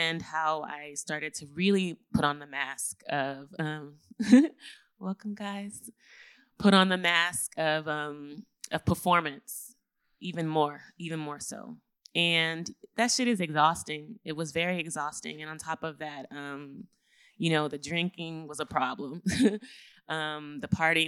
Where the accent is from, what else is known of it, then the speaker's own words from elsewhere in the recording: Houston, Texas, United States; I'm originally from Houston, Texas. I grew up in Third Ward.